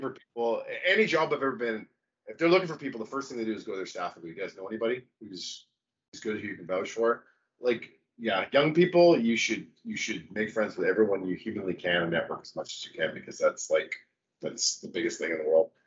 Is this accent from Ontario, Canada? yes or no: no; Vancouver, British Columbia, Canada; also born or lived in Detroit; I'm from Vancouver.